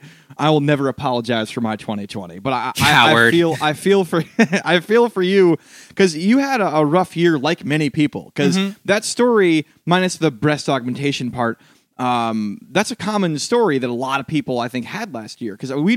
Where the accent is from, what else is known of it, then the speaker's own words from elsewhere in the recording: New York City, New York, United States; But, like, I didn't because I'm a New Yorker.